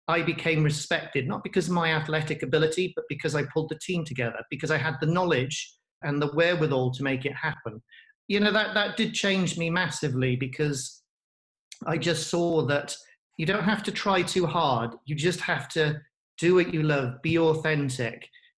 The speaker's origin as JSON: {"language": "English", "region": "Wales", "country": "United Kingdom", "said": "But I got to be careful as a Welshman. Rugby should always be first."}